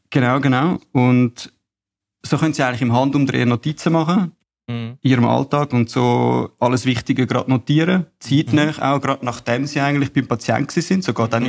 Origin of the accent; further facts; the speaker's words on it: Bülach, Zurich, Switzerland; Ich komme aus Bülach, bin 31 und bin aufgewachsen in einem Familienunternehmen